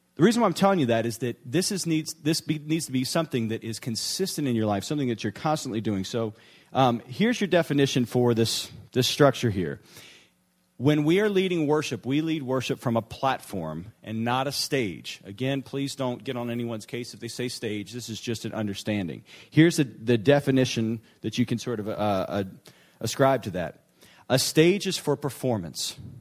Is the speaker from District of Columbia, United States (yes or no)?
no; New Orleans, Louisiana, United States; moved away; my hometown, New Orleans